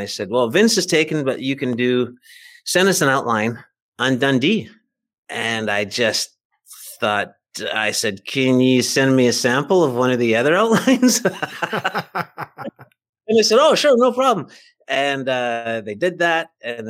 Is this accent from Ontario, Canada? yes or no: no; Vancouver, British Columbia, Canada; born there; I am. I was born in Vancouver, British Columbia.